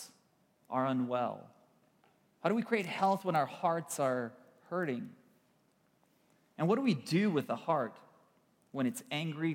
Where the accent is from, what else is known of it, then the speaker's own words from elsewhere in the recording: Kyiv, Ukraine; moved away; I was born in Kiev, Ukraine. We have relatives and family and friends back home.